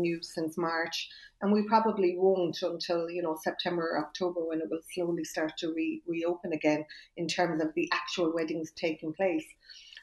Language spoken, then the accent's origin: English; Ireland; as Irish people